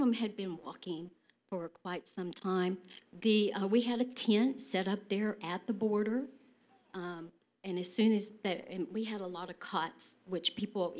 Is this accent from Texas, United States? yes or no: yes; Texas, United States; accent: Texas; my Texas accent